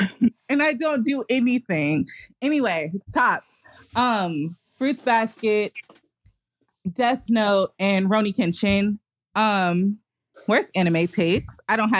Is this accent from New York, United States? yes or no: yes; New York, United States; No, I just know I'm from New York too.